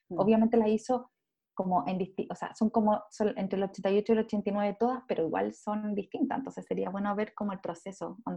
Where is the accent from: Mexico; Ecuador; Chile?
Chile; Soy chilena.